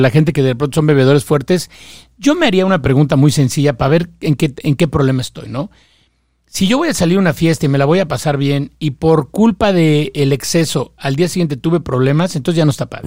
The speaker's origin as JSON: {"language": "Spanish", "country": "Mexico", "said": "yo soy mexicano"}